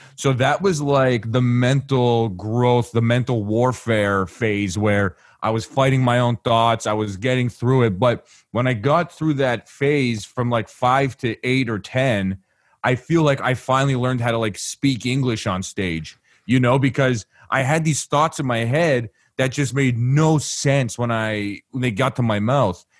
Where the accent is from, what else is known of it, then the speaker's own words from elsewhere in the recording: Canada; I'm from Canada